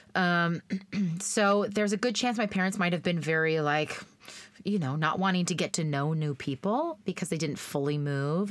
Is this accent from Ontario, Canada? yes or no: no; Brownlee, Saskatchewan, Canada; moved away; I went to school in Brownlee.